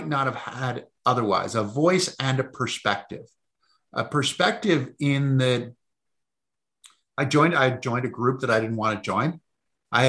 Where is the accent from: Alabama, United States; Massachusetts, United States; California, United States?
Massachusetts, United States; I grew up in Massachusetts.